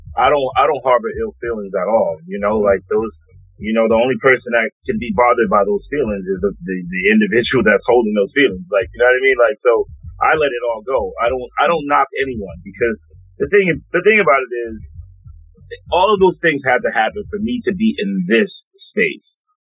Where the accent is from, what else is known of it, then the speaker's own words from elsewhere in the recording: New York City, New York, United States; also born or lived in Harlem, New York City; I moved get- to the Bronx when I was a kid. So like my formative years were in the Bronx